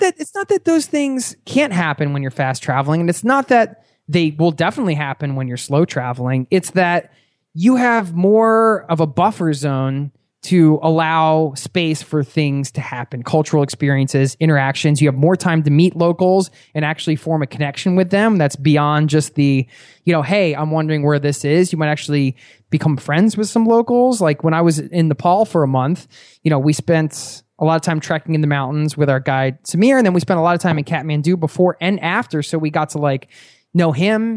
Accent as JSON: {"language": "English", "town": "Philadelphia", "region": "Pennsylvania", "country": "United States", "said": "we're both from Philly. We're both from the Northeast, uh, side of the United States"}